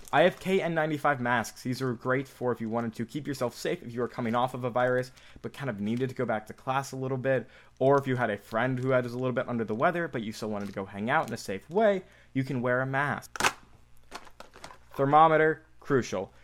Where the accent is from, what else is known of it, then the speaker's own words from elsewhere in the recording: Michigan, United States; I'm from Michigan, the state of Michigan, about two and a half hours away from Ann Arbor